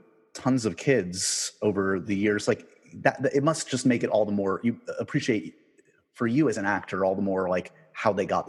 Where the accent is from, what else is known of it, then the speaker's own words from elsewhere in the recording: New York City, New York, United States; I grew up in New York City.